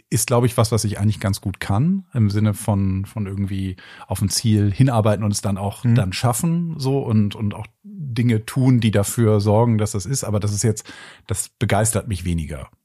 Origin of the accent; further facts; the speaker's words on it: Bremen, Germany; now in Hamburg, Germany; ich bin ja in der Stadt in Bremen groß geworden